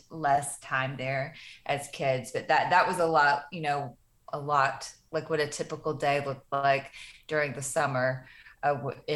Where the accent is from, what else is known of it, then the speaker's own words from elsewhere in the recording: Fort Payne, Alabama, United States; Fort Payne, Alabama is a very small town in the northeast corner of the state. And it was a really, I really enjoyed my childhood